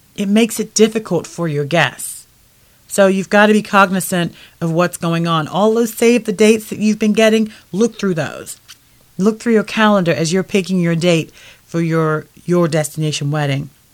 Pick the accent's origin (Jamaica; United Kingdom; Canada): United Kingdom; now in United States; I'm originally from the United Kingdom.